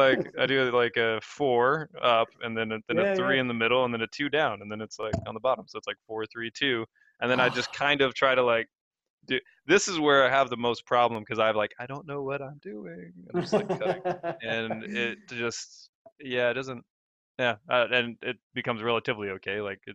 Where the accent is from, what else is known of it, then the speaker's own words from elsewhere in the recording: United States; also born or lived in Texas; now in England, United Kingdom; because I grew up in America, right? Living in England right now.